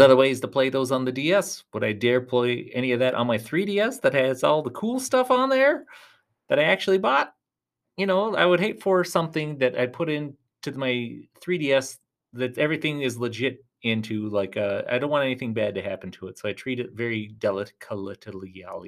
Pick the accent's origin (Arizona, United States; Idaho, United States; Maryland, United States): Arizona, United States; Tucson; I'm from Tucson, Arizona.